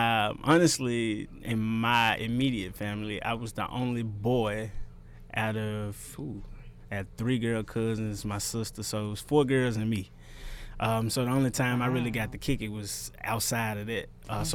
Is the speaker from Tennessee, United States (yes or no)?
yes; Memphis, Tennessee, United States; I'm from Memphis. I grew up in Klondike, actually.